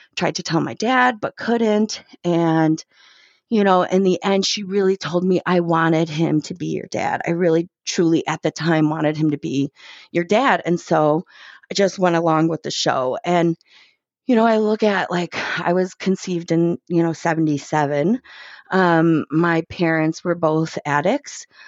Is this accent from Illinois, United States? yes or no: yes; Chicago, Illinois, United States; I grew up in Chicago